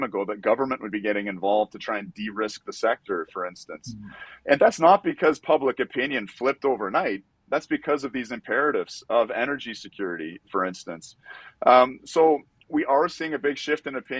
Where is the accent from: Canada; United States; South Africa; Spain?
Canada; I'm from Canada